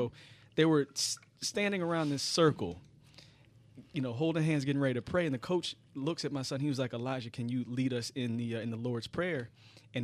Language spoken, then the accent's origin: English; Philadelphia, Pennsylvania, United States; I'm from Philly